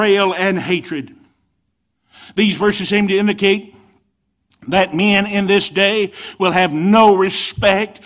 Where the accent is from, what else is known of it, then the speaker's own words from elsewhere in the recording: United States; Yes, I'm an American through and through.